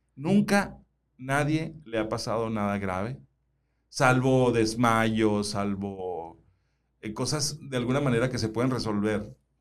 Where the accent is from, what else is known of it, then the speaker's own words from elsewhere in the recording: Suaqui Grande, Sonora, Mexico; now in Hermosillo, Mexico; yo soy oriundo, yo nací en Suaki